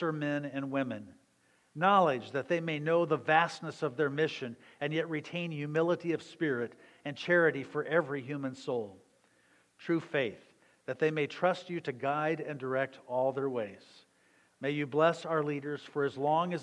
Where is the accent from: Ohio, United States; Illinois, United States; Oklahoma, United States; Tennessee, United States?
Illinois, United States; Southern; moved away; I was growing up in Southern Illinois